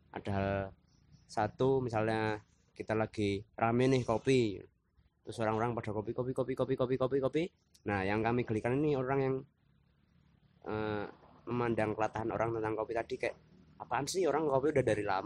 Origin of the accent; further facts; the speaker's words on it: Yogyakarta, Special Region of Yogyakarta, Indonesia; Misalnya uh, kan kita dari Jogja